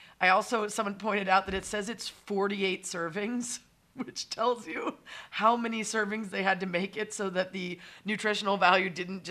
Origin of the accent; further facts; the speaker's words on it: Chicago, Illinois, United States; I'm from Chicago too